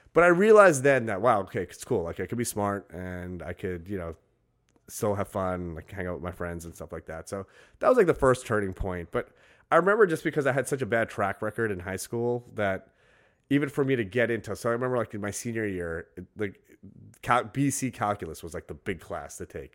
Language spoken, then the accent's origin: English; New York City, New York, United States; I grew up in Brooklyn.